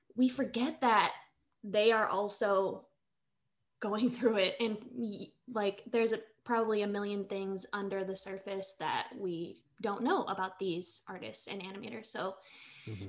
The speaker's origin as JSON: {"language": "English", "town": "Manila", "region": "Metro Manila", "country": "Philippines", "tie": "born or raised there", "moved": "yes", "said": "I am an immigrant. I was born in Manila, Philippines. I'm a quarter Filipino"}